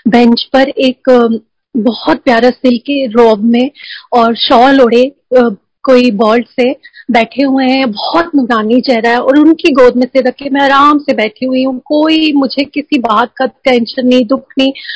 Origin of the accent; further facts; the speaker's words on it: Jabalpur, Madhya Pradesh, India; moved away; मेरे home town Jabalpur में